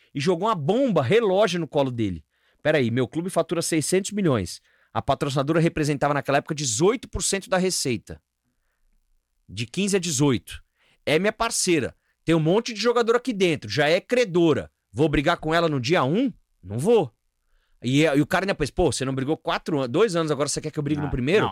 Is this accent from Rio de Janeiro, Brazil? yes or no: no; São Paulo, Brazil; also born or lived in Mogi Guaçu, São Paulo; eu morei seis anos em Mogi Guaçu, interior de São Paulo, que eu contei para vocês aqui, dos meus 10 aos 16 anos. Nasci em São Paulo e morei lá seis anos.